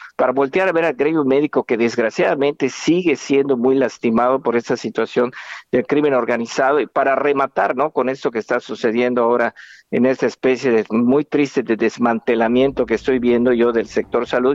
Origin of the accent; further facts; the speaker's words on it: Mexico; todos somos mexicanos